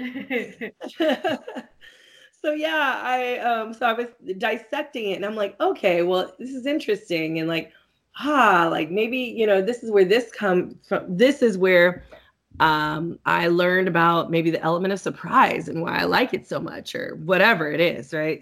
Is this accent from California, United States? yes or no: yes; California, United States; moved away as an adult; now in Atlanta, United States; I'm originally from California, so I used to go back and forth a lot